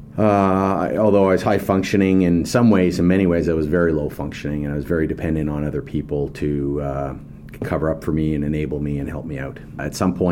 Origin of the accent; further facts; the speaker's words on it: West Coast, Canada; I born and raised in the West Coast.